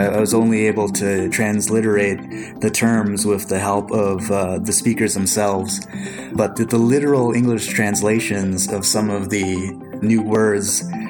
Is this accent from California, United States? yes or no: no; Lower Sioux Indian Reservation, Minnesota, United States; also born or lived in Philippines; In my hometown is the Lower Sioux Indian Reservation.